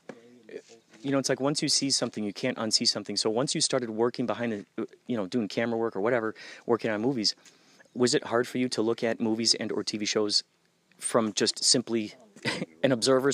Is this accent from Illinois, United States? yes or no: yes; Chicago, Illinois, United States; Out in Chicago.